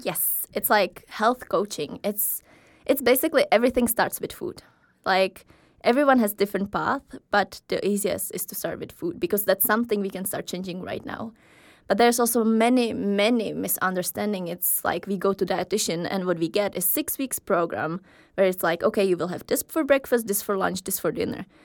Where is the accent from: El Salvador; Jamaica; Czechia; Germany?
Czechia; moved away as an adult; now in Aarhus, Denmark; I'm from Czech Republic. I have been living here in Aarhus for a while